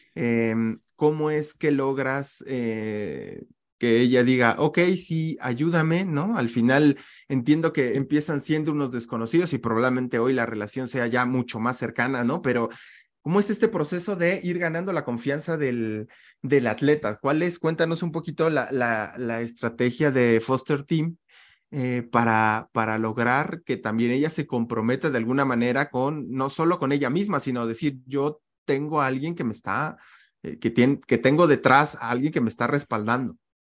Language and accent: Spanish; Mexico; como le decimos aquí en México